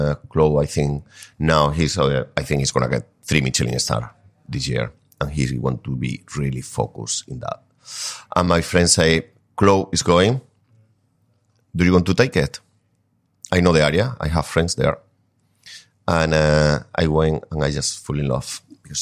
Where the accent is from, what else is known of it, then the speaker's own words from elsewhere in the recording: Spain; moved away; I grew up in a village